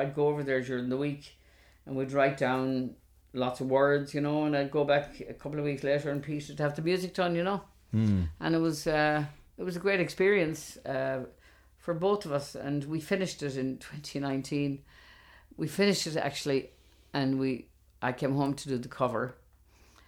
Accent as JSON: {"language": "English", "town": "Galway", "region": "Connacht", "country": "Ireland", "tie": "born or raised there", "said": "in Galway years ago when I was growing up in Chantilly, we knew every single person on the whole estate"}